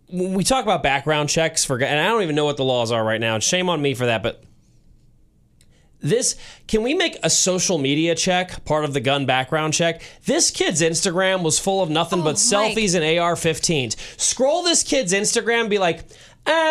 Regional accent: United States; as an American

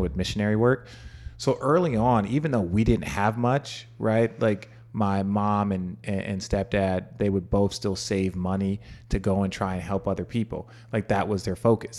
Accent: Phoenix, Arizona, United States; also born or lived in Los Angeles; I grew up in Phoenix

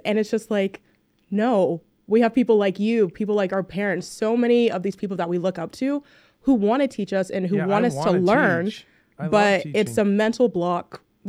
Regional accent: Nashville, Tennessee, United States; especially as a first gen, kind of in between the two cultures, especially growing up in Nashville, I saw so many things that were really different when it came to my Nigerian culture as well.

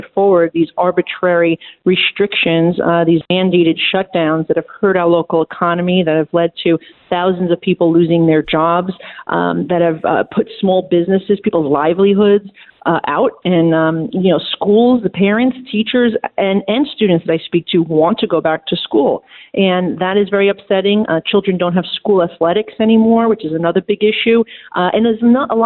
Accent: New York, United States; as a New Yorker, I can say, look, of course I want my city and state to have money

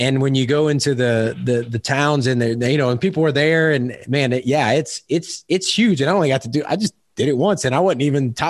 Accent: Louisiana, United States; I'm from Louisiana. I'm used to humid heat

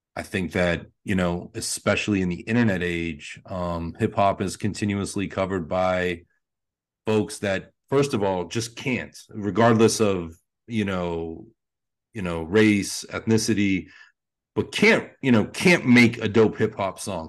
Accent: Pittsburgh, Pennsylvania, United States; growing up in Pittsburgh

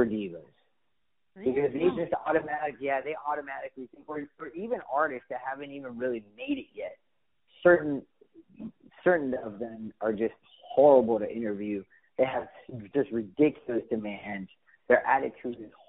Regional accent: Miami, Florida, United States; moved away; also born or lived in Phoenix / Los Angeles / Houston; I was born and raised in Miami

